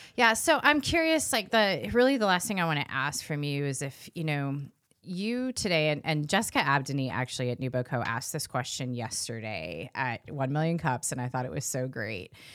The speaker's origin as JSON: {"language": "English", "region": "California", "country": "United States", "also_born_or_lived": "East Coast", "moved": "yes", "lives_now": "Iowa, United States", "said": "I'm from California"}